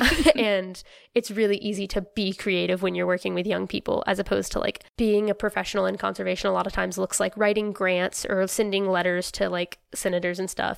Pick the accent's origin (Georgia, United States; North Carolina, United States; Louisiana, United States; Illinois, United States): North Carolina, United States; I'm from North Carolina